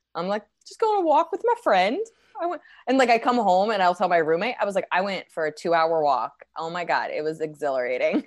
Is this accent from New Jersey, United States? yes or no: yes; New Jersey, United States; now in New York, United States; I grew up in Jersey, I'm from New York